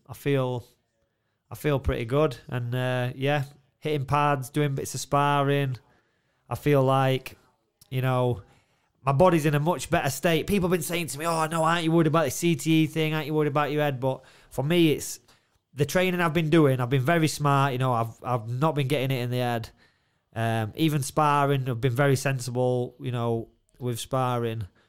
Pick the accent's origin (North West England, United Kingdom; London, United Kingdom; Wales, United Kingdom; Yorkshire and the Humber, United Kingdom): Yorkshire and the Humber, United Kingdom; Doncaster; Donnydome, it's like, it's me, it's my hometown. All my mates are there.